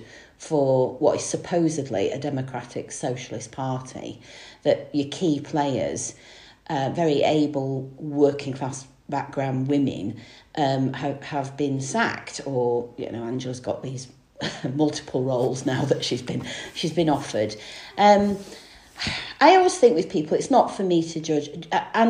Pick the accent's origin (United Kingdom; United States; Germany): United Kingdom; Stockport, North West England; also born or lived in Manchester; I was born in Manchester, but grew up in Greater Manchester in the Stockport area